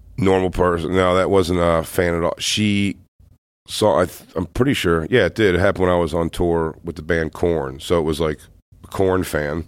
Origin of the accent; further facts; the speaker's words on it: Philadelphia, Pennsylvania, United States; I'm from Philly